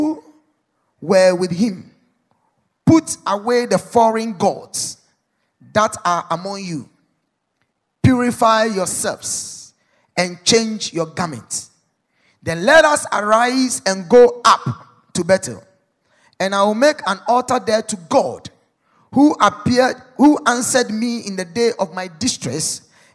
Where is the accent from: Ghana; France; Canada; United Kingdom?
Ghana; as a Ghanaian